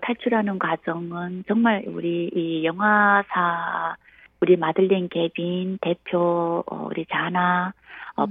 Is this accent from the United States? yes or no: no; North Korea; now in South Korea; 저는 어, 북한에서 태어나서 대한민국에 오니까요.